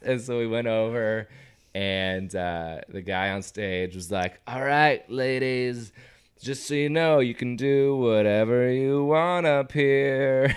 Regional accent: Everett, Washington, United States; my hometown of Everett, Washington

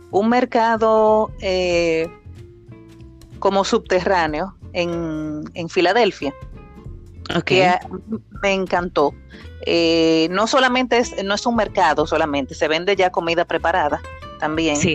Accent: La Vega, Dominican Republic; also born or lived in Puerto Plata; porque crecí, crecí en La Vega, sí, desde que tenía un año y ya paso de 40.

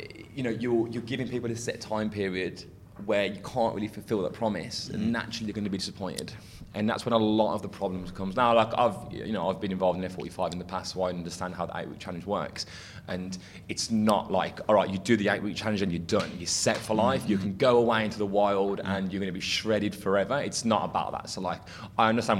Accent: England, United Kingdom; as English people

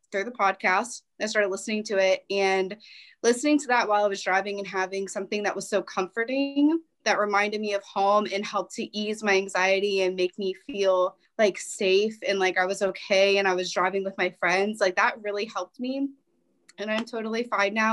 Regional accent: United States; moved away as an adult; also born or lived in Virginia; now in Okinawa, Japan; I am originally from, I claim, Maryland and Virginia. Southern Maryland, Northern Virginia are the two places that I claim

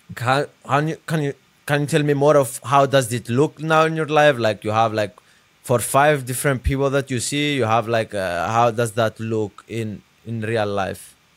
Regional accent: Cyprus; now in United States; I grew up in a small country in Europe named Cyprus.

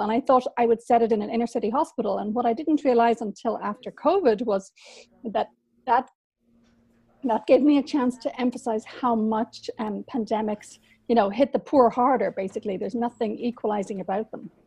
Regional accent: Dublin, Leinster, Ireland; moved away as an adult; I was from Dublin and I emigrated at 20

